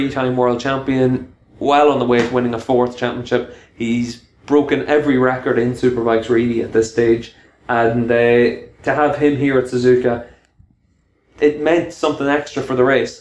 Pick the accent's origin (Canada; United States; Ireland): Ireland; being an Irishman